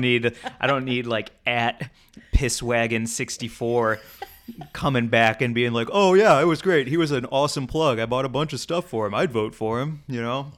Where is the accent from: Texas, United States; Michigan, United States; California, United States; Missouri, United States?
Missouri, United States; St. Louis; I grew up in Saint Louis